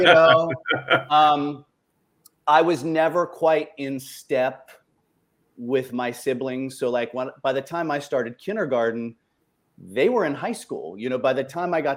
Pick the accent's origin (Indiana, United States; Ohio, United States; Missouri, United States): Ohio, United States; I was raised in Ohio, so I'm a polite Midwesterner most of the time